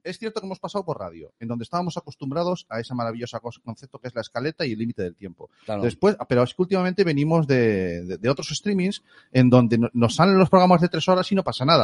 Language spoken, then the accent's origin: Spanish; Galicia, Spain; somos gallegos